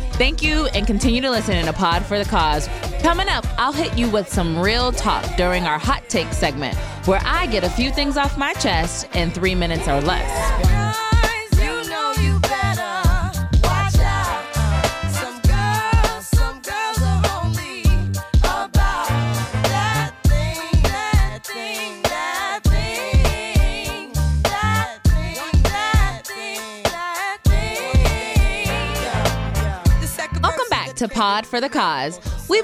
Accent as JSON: {"language": "English", "region": "Ohio", "country": "United States", "tie": "born or raised there", "moved": "yes", "said": "my home state is trifling and did one of these bills, too, but of Ohio."}